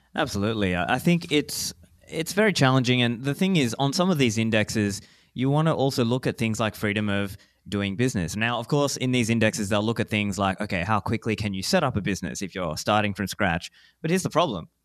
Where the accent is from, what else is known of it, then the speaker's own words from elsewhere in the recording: Australia; moved away as an adult; also born or lived in Sri Lanka; now in Dubai, United Arab Emirates; I was born in Sri Lanka, grew up in Australia. I am an Australian citizen